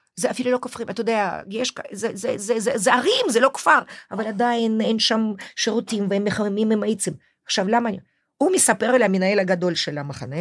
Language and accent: Hebrew; Moscow, Russia; Hebrew is a second language; moved away as an adult; now in Israel; אני היחידה שנולדתי במוסקבה